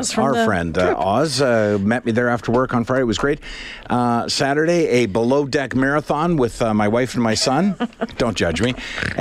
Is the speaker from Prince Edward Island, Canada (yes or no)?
yes; Prince Edward Island, Canada; I'm from Prince Edward Island.